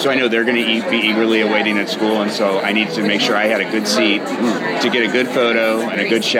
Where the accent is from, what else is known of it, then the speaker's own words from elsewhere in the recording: St. Charles, Missouri, United States; from St. Charles, Missouri.